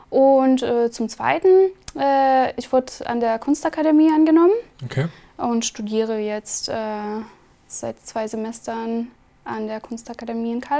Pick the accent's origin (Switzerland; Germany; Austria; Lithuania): Lithuania; Kaunas, Kaunas County; German is a second language; Also ich bin geboren und aufgewachsen in Litauen